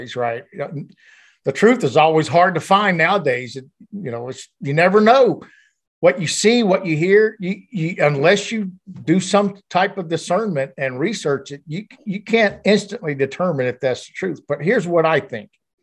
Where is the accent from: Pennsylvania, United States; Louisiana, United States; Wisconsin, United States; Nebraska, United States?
Louisiana, United States; Bogalusa; moved away as an adult; also born or lived in Georgia / Des Allemands, Louisiana / Venice, Louisiana; now in Alabama, United States; I eventually went up north of Lake Pontchartrain and grew up in the Bush Sun, you know, Bogalusa area